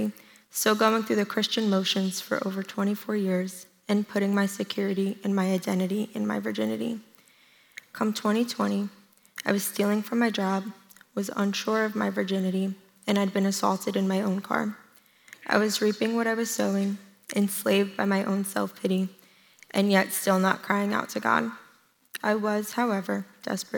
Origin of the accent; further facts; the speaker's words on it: New Jersey, United States; moved away as an adult; I eventually called that church home up until I moved from New Jersey.